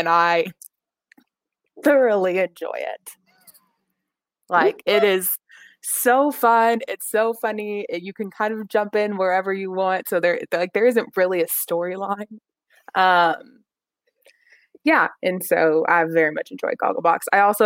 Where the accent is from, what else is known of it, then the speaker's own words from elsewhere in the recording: Lincoln, Nebraska, United States; moved away as an adult; now in England, United Kingdom; Her hometown is also my hometown